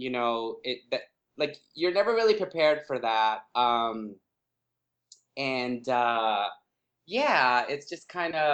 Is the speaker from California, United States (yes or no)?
yes; Los Angeles, California, United States; growing up in East